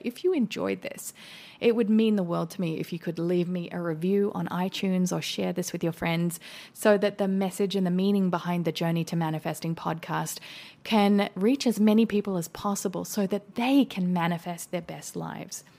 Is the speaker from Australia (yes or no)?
yes; Australia; now in United States; an Australian living in America